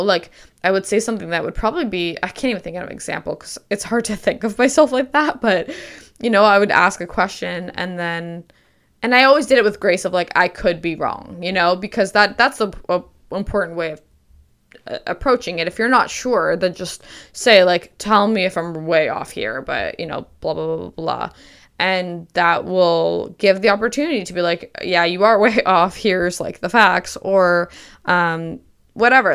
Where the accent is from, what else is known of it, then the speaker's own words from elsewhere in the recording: Canada; also born or lived in Michigan, United States; I was born in Michigan and then I moved to Canada when I was six or seven, um, but my parents are fully Canadian.